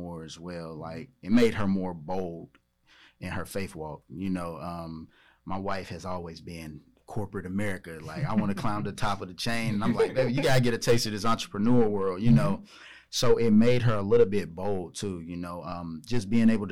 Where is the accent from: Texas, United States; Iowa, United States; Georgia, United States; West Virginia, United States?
West Virginia, United States; Charleston; now in Charlotte, United States; I'm from Charleston, West Virginia